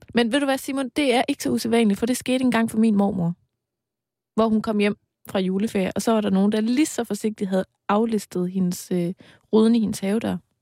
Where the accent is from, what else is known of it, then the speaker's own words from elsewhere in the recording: East Jutland, Denmark; min hjemstavn, nemlig Østjylland